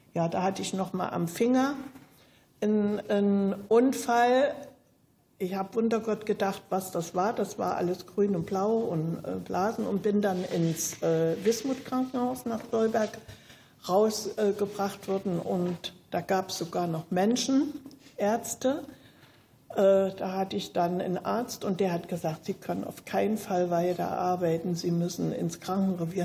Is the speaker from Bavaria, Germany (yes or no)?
no; Zeitz, Saxony-Anhalt, Germany; moved away as an adult; also born or lived in Schwedt / East Berlin; Ich bin 1945 in Zeitz im Burgenlandkreis geboren